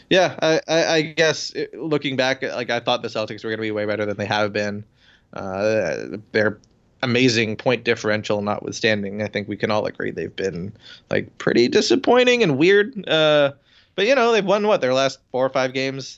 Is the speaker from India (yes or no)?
no; Toronto, Ontario, Canada; moved away; I went to Toronto the other week, my hometown